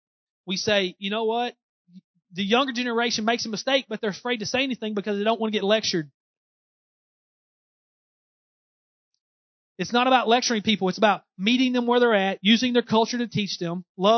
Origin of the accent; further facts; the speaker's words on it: Southeast Missouri, United States; accent: Southeast Missouri; my Southeast Missouri accent